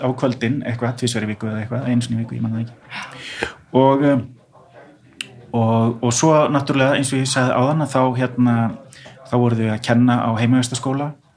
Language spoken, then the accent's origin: Icelandic; Iceland; við erum Íslendingar